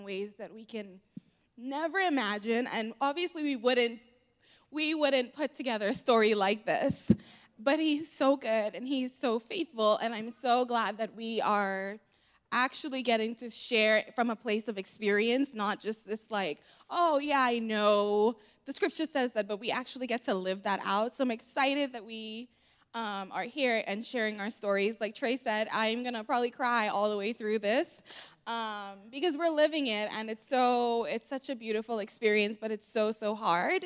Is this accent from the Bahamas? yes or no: yes; Bahamas; moved away; I am actually from the Bahamas